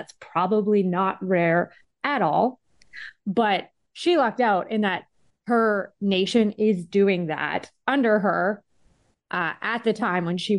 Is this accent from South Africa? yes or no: no; Canada; and just I'll say as a Canadian